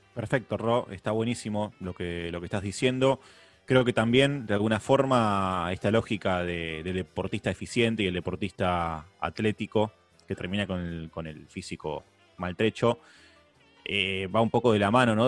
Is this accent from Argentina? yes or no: yes; Argentina; Acá en Argentina tenemos la sana costumbre